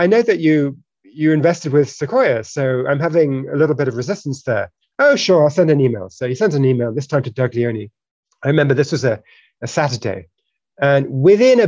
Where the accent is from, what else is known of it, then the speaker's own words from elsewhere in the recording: United Kingdom; now in United States; I'm originally British and we both naturalized in the US.